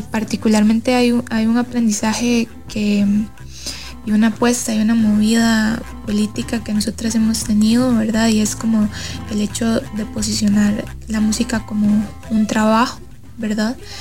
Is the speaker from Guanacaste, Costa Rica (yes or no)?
yes; Abangares canton, Guanacaste, Costa Rica; Yo soy del cantón de Avangares en Guanacaste